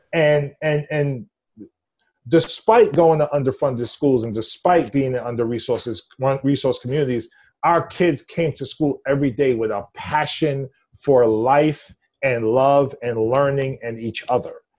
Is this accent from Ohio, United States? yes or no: no; New York City, New York, United States; born and raised in the Upper East Side, East Harlem section of Manhattan